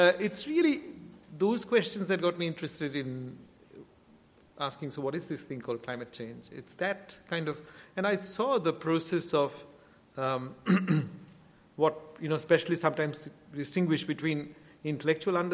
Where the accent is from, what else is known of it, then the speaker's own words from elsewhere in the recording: Kolkata, West Bengal, India; moved away as an adult; also born or lived in Australia / Chicago; I came from Calcutta, and in Calcutta, nature meant the sky between sort of, you know, buildings going up